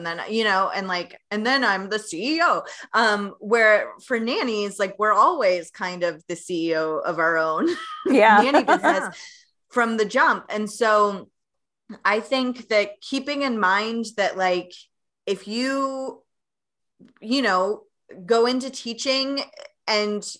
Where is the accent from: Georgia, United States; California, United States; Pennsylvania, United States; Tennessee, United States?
Tennessee, United States; moved away; I am originally from Tennessee